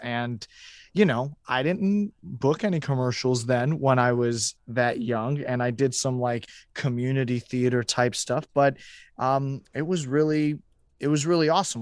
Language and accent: English; Houston, Texas, United States; moved away as an adult; also born or lived in Chicago; growing up in Houston from when I was ten till I was eighteen